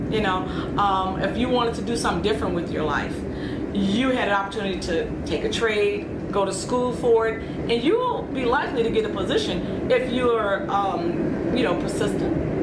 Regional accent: Chicago, Illinois, United States; born or raised there; moved away as an adult; also born or lived in Kennesaw, Georgia; now in Aurora, United States

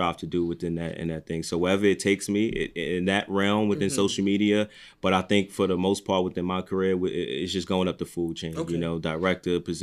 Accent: New York, United States; I'm from New York

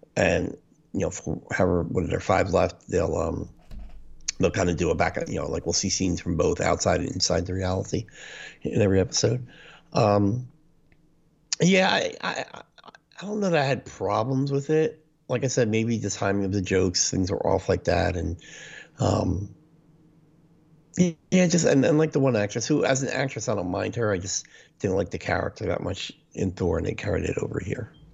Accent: New Jersey, United States; we're both from New Jersey

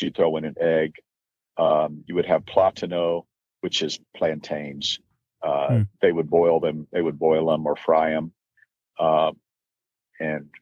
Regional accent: Texas, United States; I'm a Texan. Mm-hmm. We live on iced tea

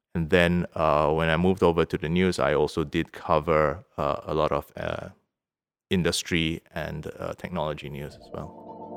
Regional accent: Singapore; moved away as an adult; now in Vaasa, Finland; we lived in Singapore, where I'm from. I'm from Singapore.

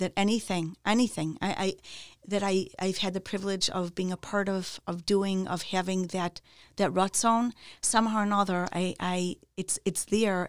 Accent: Chicago, Illinois, United States; also born or lived in Wilmette, Illinois; So, um, I grew up in Chicago. I was born in Chicago, in the city.

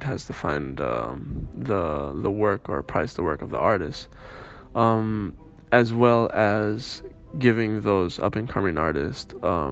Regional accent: Andalusia, Spain; also born or lived in Miami, Florida, United States; I was born in Miami, Florida, US, and I was raised in Andalusia, south of Spain, in Cádiz and Granada and Sevilla

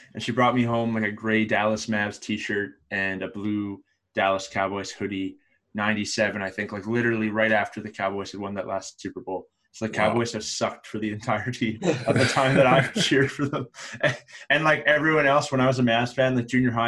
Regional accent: Calgary, Alberta, Canada; I'm from Calgary, Alberta

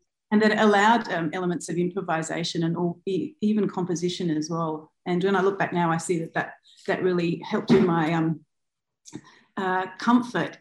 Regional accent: Adelaide, South Australia, Australia; I was born on Kaurna land in Adelaide. Yep. And I went to school there.

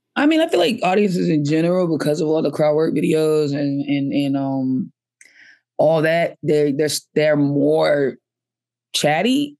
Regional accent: Boston, Massachusetts, United States; also born or lived in Atlanta; I grew up in Boston, and then I moved to Atlanta for a little while, like, uh, college age, and then, um, came back to Boston.

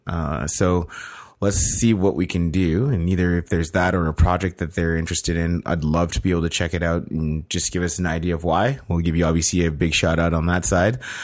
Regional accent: Canada; being Canadian

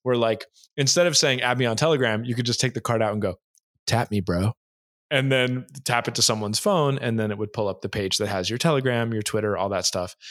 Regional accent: United States; moved away; also born or lived in Hawaii, United States / Orange County, California, United States / Boston, United States; I grew up in Hawaii

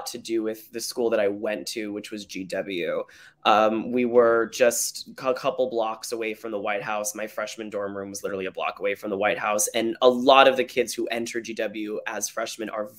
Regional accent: Arizona, United States; moved away as an adult; I'm from Arizona originally

